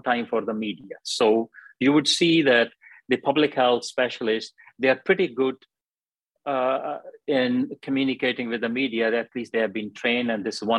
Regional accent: Pakistan; moved away as an adult; also born or lived in Glasgow, United Kingdom / Wales, United Kingdom; now in United Kingdom; I came from Pakistan, did my first degree

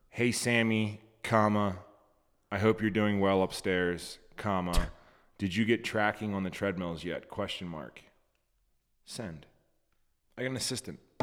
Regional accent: United States; I'm fucking American.

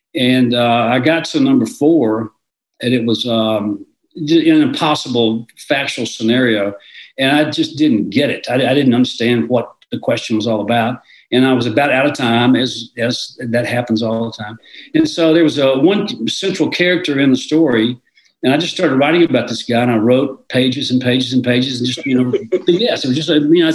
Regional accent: suburb of Memphis, in Mississippi, United States; I was living in a suburb of Memphis. That's where I grew up, in Mississippi, just across the state line

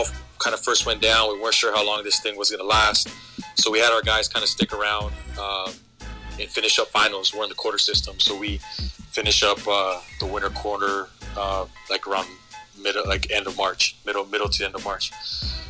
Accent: Montebello, California, United States; growing up in Montebello

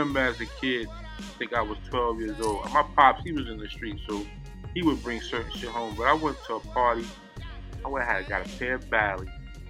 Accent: New York City, New York, United States; I'm from the Bronx.

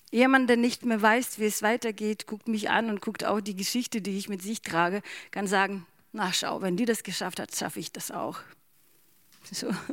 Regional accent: Ukraine; German is a second language; now in Bremen, Germany; ich bin selber Bremerin und ich bin auch Ukrainerin.

